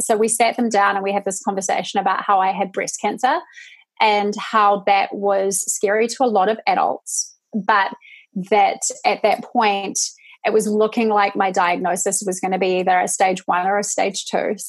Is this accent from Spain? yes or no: no; New Zealand; moved away as an adult; now in United States; I'm from New Zealand. I'm not Australian.